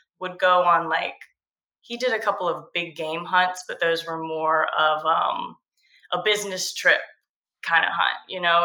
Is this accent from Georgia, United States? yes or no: yes; Georgia coast, United States; I grew up on the Georgia coast.